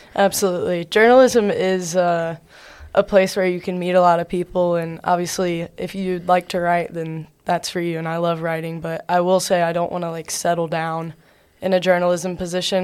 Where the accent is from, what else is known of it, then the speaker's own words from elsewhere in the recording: Covington, Georgia, United States; I'm from a small town in South Georgia. It's called Covington, Georgia.